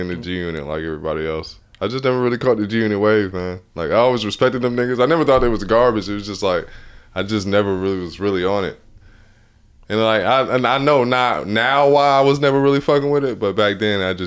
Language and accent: English; Atlanta, Georgia, United States; I'm from Atlanta